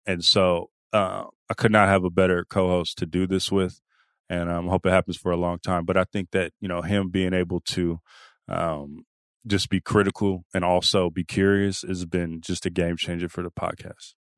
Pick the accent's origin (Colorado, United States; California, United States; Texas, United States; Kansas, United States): California, United States; Oakland; I'm from the Bay, from Oakland